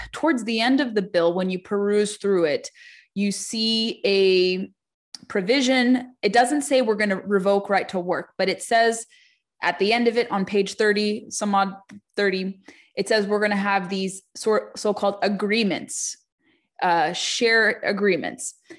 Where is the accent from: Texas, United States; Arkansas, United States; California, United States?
California, United States; moved away; California is my home state originally